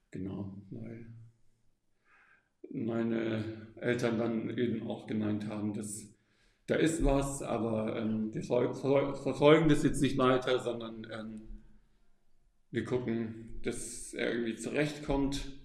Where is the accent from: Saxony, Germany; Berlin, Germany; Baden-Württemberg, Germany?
Baden-Württemberg, Germany; Stuttgart; also born or lived in Austria; aufgewachsen im Großraum Stuttgart und ähm, habe dann studiert in Österreich Psychologie und habe dann äh, im Norden mit Kindern und Jugendlichen gearbeitet